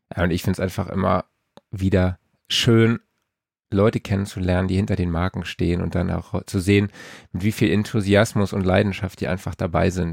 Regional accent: Saarlouis, Saarland, Germany; für meinen Geburtsort, also Autokennzeichen SLS

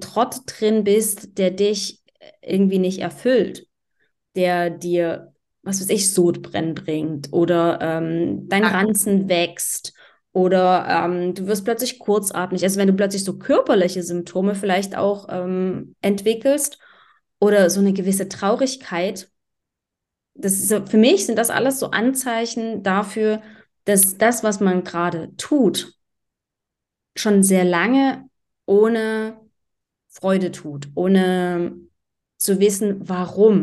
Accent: Germany; moved away as an adult; also born or lived in Berlin; ich bin mit Mitte 20, bin ich aus Deutschland raus

